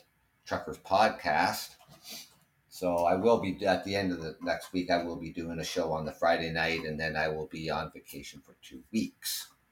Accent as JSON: {"language": "English", "country": "Canada", "said": "We're Canadian"}